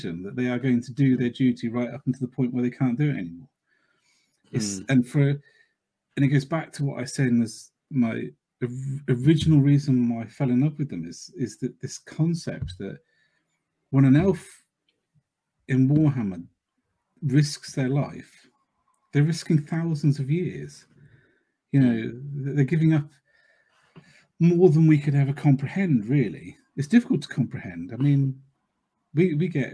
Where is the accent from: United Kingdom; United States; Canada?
United Kingdom; Cornwall, South West England; I'm the one from Cornwall